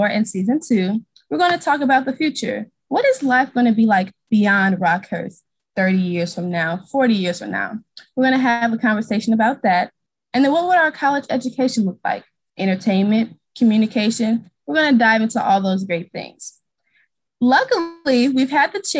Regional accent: St. Louis, Missouri, United States; moved away as an adult; now in Kansas City, United States; I'm originally from St. Louis, Missouri

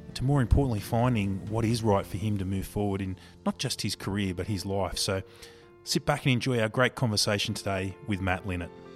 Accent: Newcastle, New South Wales, Australia; also born or lived in Central Coast, New South Wales; growing up in Newcastle

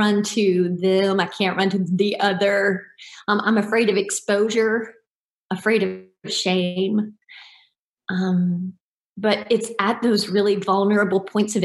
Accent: Deep South, United States; I grew up in the Deep South

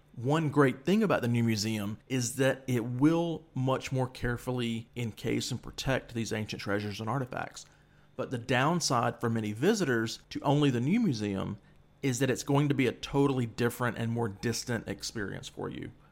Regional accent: United States; moved away as an adult; also born or lived in Egypt; being an American on the ground there

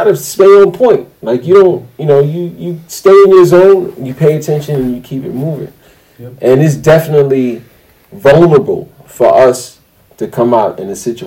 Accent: New York City, New York, United States; We're Brooklyn guys.

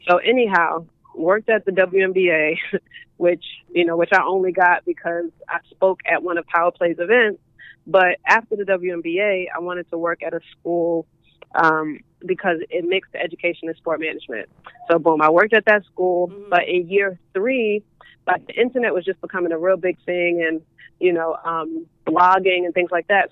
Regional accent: New York City, New York, United States; I'm from Brooklyn

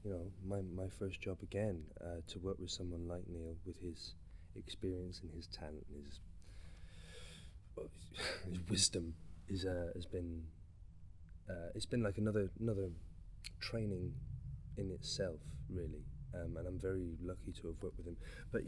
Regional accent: England, United Kingdom; I grew up in England, but I've got, you know, like a lot of people, I've got my own personal ties with this country

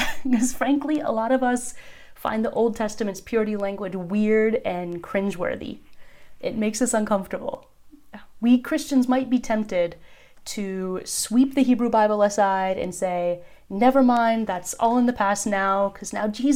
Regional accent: United States; moved away as an adult; now in Turkey; I was born in America, but Turkey has been the home to my family and me for the last 10 years.

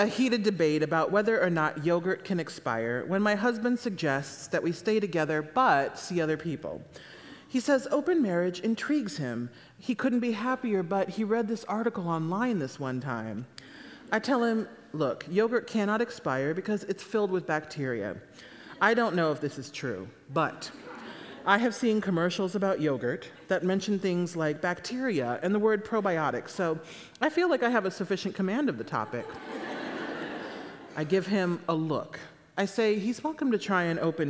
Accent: Midwest, United States; my parents moved to a gated community in Naples, Florida, and we're from the Midwest

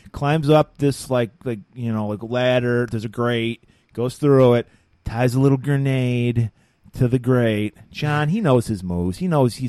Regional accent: Detroit, Michigan, United States; moved away; we're from Detroit

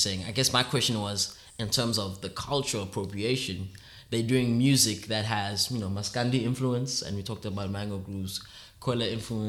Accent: Rondebosch, Western Cape, South Africa; I grew up in the middle class environment. Mm. I grew up in Rondebosch

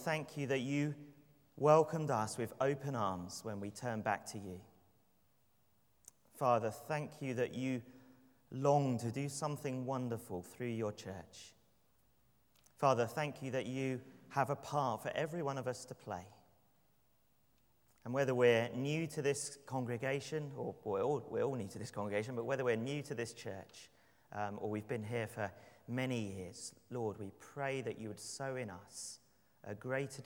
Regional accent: London, United Kingdom; I'd say, "London.

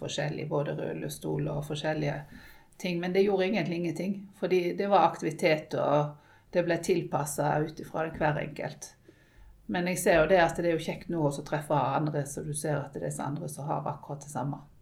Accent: Western Norway, Norway; vi kommer fra Vestlandet, og der er det mye opp og ned.

